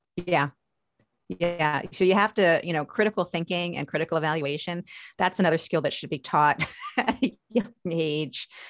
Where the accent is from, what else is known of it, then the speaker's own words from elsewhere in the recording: Long Island, New York, United States; now in Maryland, United States; I grew up in New York, uh, specifically on Long Island